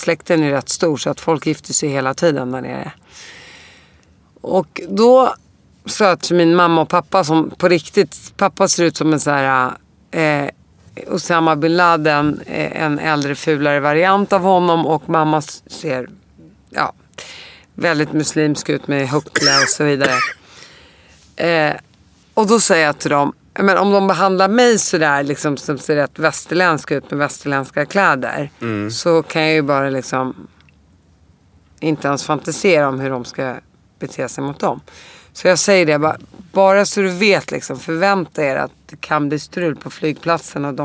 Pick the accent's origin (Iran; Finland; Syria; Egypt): Syria; Damascus, Damascus Governorate; born there; För att i mitt pass så står det att jag är född i Damaskus.